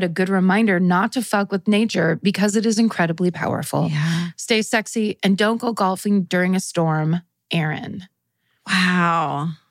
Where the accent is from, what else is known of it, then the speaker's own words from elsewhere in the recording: Colorado, United States; I grew up in Western Colorado with my mom, but my dad lived in Denver, so every summer my sister and I would go stay with him.